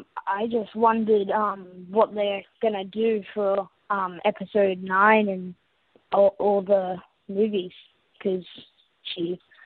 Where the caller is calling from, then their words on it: Sydney, New South Wales, Australia; I'm calling from Sydney, Australia.